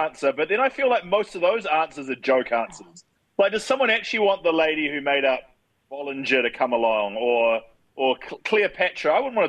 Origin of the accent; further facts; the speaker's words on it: Nelson, New Zealand; I grew up in Nelson.